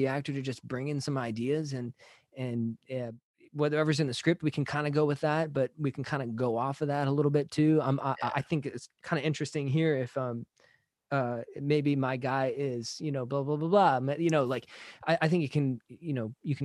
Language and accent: English; San Jose, California, United States; now in Los Angeles, United States; I'm from the Bay Area, San Jose